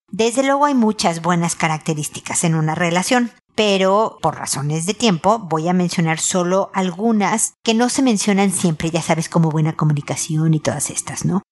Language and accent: Spanish; Mexico; moved away as an adult; now in Santiago, Chile; yo que estoy viviendo en Santiago, soy mexicana